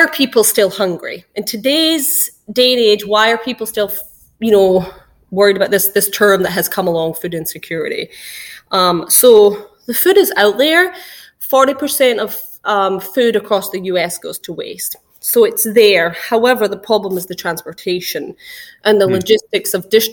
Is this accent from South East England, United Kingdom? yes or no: no; Scotland, United Kingdom; moved away as an adult; also born or lived in New York, United States; now in Florida, United States; I'm actually from Scotland. So I moved to the US when I was about 21